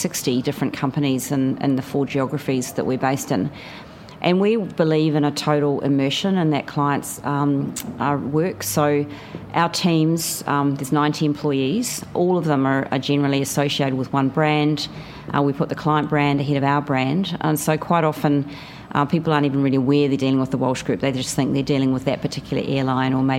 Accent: New Zealand; moved away as an adult; now in Australia; You may be able to tell from my voice that I'm a New Zealander. I've lived in Australia since the year 2000.

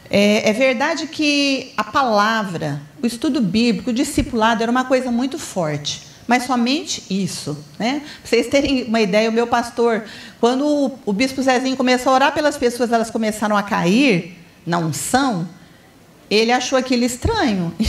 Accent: Ribeirão Preto, São Paulo, Brazil; Eu vim de Ribeirão Preto, né? lá era tudo muito fácil.

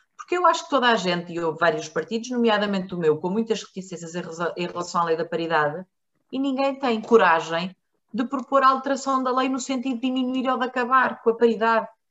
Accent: Marinha Grande, Leiria District, Portugal; eu nasci na Marinha Grande

